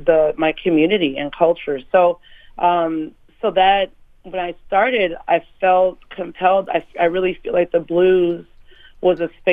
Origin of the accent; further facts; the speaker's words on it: Minneapolis, Minnesota, United States; I'm from Minneapolis, you know, so … and that Minneapolis sound is just as important to me as anything else.